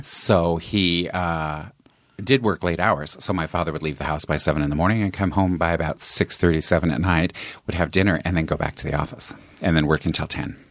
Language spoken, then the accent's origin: English; Longmont, Colorado, United States; moved away as an adult; also born or lived in California; I grew up in Longmont, Colorado